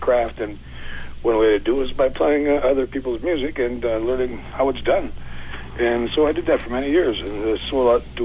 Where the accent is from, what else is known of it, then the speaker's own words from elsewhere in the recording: Six Nations Reserve, Ontario, Canada; I grew up in Ontario. Six Nations Reserve is in southern Ontario